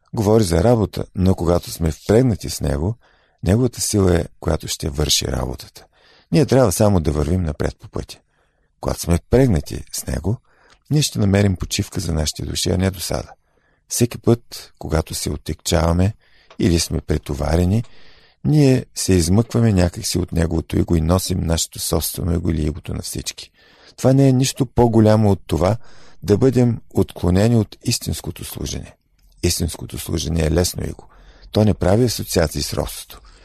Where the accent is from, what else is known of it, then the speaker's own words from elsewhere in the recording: Bulgaria; ние като българи